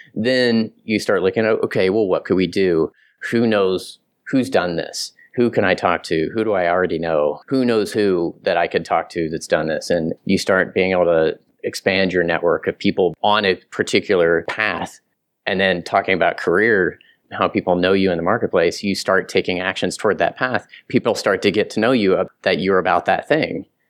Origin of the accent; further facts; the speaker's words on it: Southern Kansas, United States; I'm from Southern Kansas